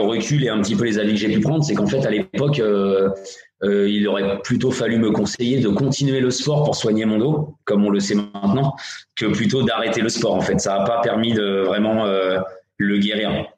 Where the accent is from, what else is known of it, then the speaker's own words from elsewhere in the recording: Mantes-la-Jolie, Île-de-France, France; je viens du club de Mantes-la-Jolie. Euh, c'est mon club formateur, donc j'y suis resté de 88 à 2003